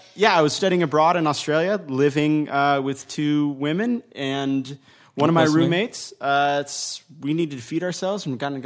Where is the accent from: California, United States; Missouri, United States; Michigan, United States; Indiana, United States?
California, United States; Northern; I grew up in Northern California.